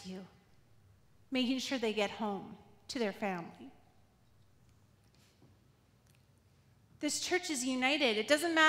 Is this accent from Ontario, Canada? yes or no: no; Quesnel, British Columbia, Canada; Growing up in Quesnel